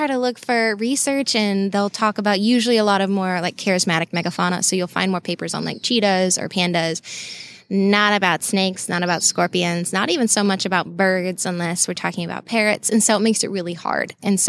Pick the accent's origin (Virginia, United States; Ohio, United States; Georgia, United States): Georgia, United States; Savannah; also born or lived in Alabama; So I grew up right outside Savannah, and I was actually born in Alabama.